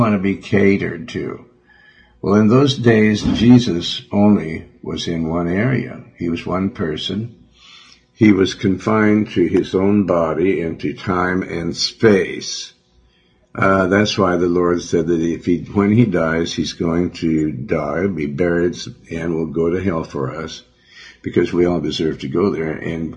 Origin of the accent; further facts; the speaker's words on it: Montana, United States; Because I'm from Montana.